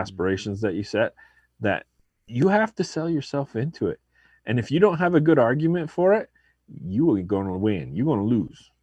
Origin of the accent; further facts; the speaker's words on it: Arizona, United States; also born or lived in Mesa, Arizona; I'm from Arizona, I live there now.